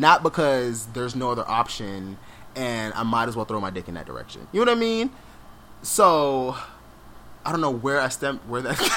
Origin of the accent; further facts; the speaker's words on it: Jamaica; I'm Jamaican